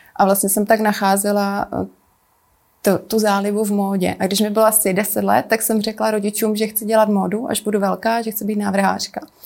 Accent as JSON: {"language": "Czech", "region": "South Moravian Region", "country": "Czechia", "tie": "born or raised there", "also_born_or_lived": "Italy / Japan", "moved": "yes", "lives_now": "Prague, Czechia", "said": "Narodila jsem se a vlastně strávila jsem dětství na Jižní Moravě"}